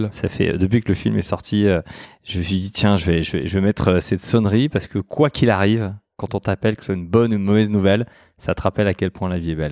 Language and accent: French; Mulhouse, Grand Est, France; moved away; alsacien, euh, je suis né à Mulhouse, euh, ballotté euh, de quartiers euh, dits défavorisés